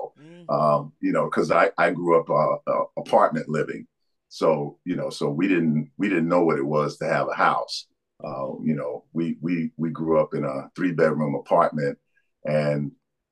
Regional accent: New York City, New York, United States; I was born and raised in Brooklyn, New York.

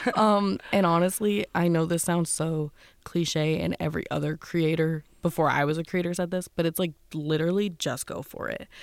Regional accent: Wilkes-Barre, Pennsylvania, United States; moved away as an adult; now in Pittsburgh, United States; I'm not originally from Pittsburgh. I'm from Wilkes-Barre.

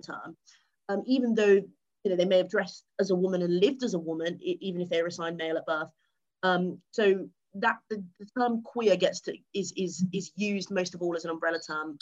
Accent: England, United Kingdom; moved away as an adult; also born or lived in Cardiff, Wales; I'm not from Wales. I am sadly English

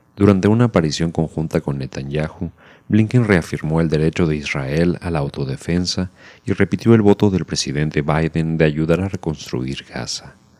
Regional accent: Mexico

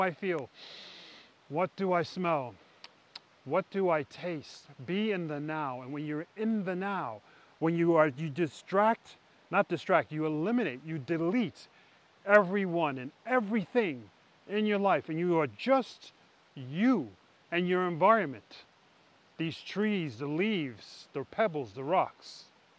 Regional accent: New York City, New York, United States; moved away as an adult; now in Norway; growing up in New York City

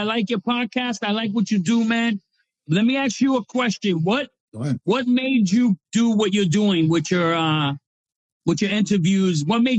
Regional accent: New York, United States; now in Boston, United States; I grew up in New York, so that's my second home, man.

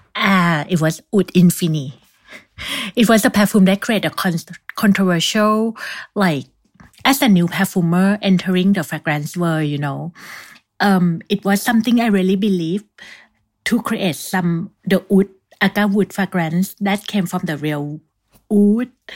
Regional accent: Thailand; moved away as an adult; also born or lived in Bangkok; now in Paris, France; my home country, Thailand

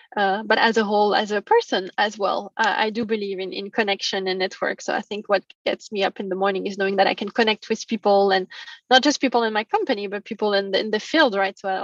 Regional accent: France; moved away; I'm from France originally.

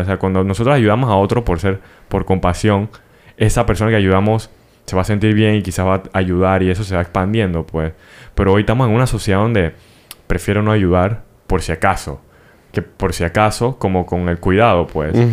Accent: Panama; siendo panameño

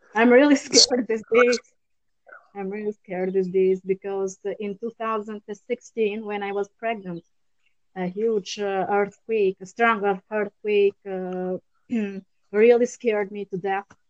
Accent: Durrës, Durrës County, Albania; English is a second language; moved away as an adult; now in Italy; my hometown is Durres

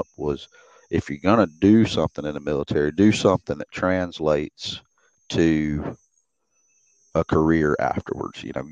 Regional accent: Grenada, Mississippi, United States; moved away as an adult; also born or lived in Greenwood, Mississippi / Hawaii / Kansas; 5 years old, they moved over to the hills to Grenada

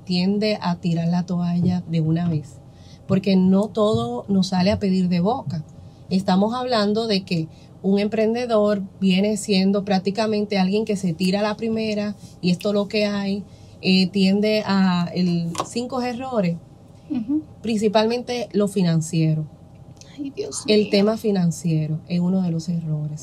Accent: San Pedro de Macorís, Dominican Republic; en mi pueblo aquí, San Pedro de Macorís

